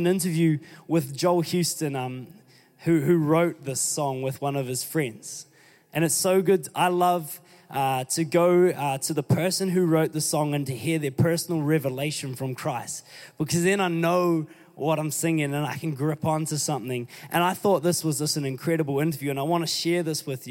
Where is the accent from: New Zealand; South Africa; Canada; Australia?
New Zealand; I'm still New Zealander